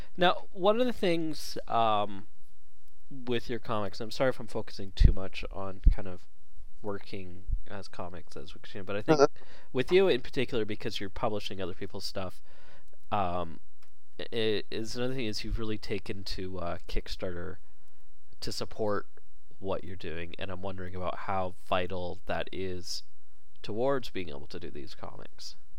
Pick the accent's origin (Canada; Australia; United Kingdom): Canada; Vancouver, British Columbia; I grew up in Vancouver, we had uh, Stampede Wrestling